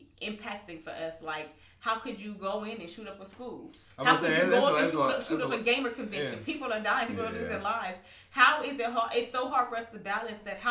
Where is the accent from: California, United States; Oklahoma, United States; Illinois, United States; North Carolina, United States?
California, United States; Southern; us all growing up in Southern California